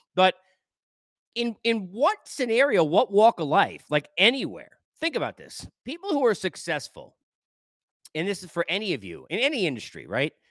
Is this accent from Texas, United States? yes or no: no; New York, United States; moved away; I grew up in New York